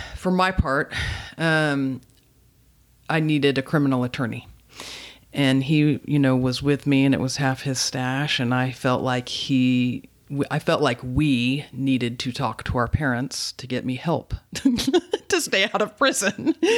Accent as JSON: {"language": "English", "town": "Dallas", "region": "Texas", "country": "United States", "tie": "born or raised there", "also_born_or_lived": "Fayetteville, Arkansas", "moved": "as an adult", "lives_now": "Austin, United States", "said": "I was born and raised in Dallas"}